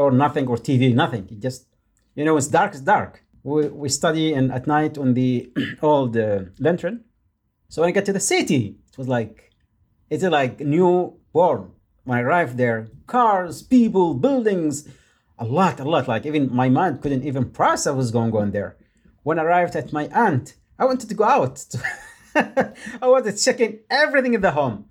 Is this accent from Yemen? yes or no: yes; Yemen; English is a second language; moved away; I am from Yemen